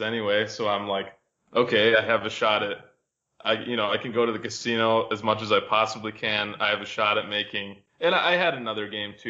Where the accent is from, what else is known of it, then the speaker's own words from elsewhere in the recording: Michigan, United States; I grew up in Michigan